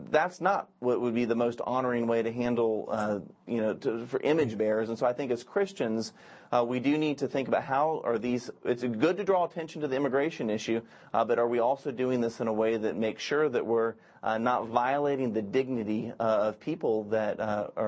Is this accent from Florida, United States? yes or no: yes; Florida, United States; That's my home state, Florida.